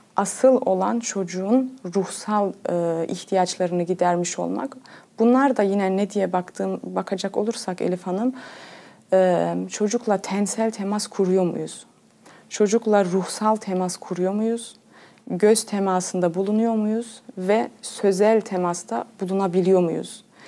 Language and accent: Turkish; Cologne, North Rhine-Westphalia, Germany; doğuma büyüme Almanya Köln şehrinde kalıyorum. Almanya'da Köln şehrinde doğdum.